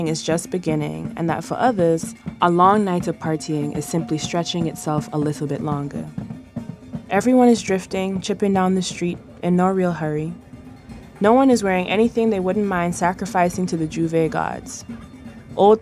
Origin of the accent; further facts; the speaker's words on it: Trinidad & Tobago; moved away as an adult; now in United States; I grew up in Trinidad, but my father and mother are from Jamaica and Guyana, respectively.